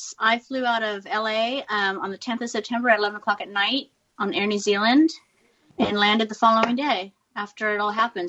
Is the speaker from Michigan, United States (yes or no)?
no; California, United States; accent: American; moved away as an adult; now in Australia; I'm from California.